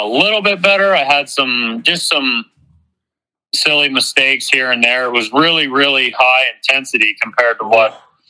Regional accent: East Coast, United States; moved away; I'm from the East Coast

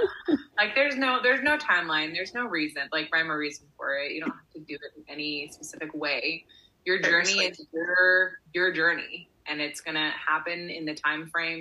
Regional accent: California, United States; moved away as an adult; now in Oregon, United States; I'm just kidding because I'm from California.

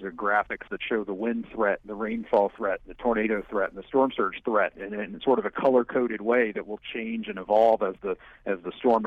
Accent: Roanoke, Virginia, United States; I grew up in Southwest Virginia in Roanoke near the Blue Ridge Mountains

